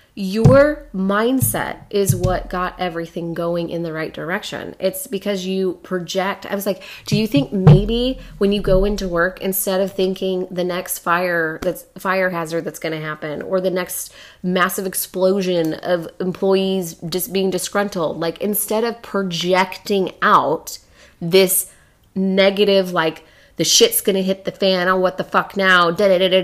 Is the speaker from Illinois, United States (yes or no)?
yes; Chicago, Illinois, United States; accent: Chicago; You know, because I got my Chicago accent in here and it...